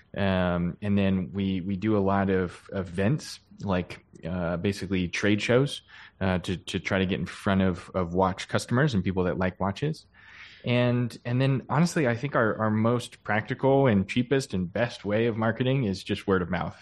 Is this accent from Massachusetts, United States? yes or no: no; Pennsylvania, United States; I grew up in Pennsylvania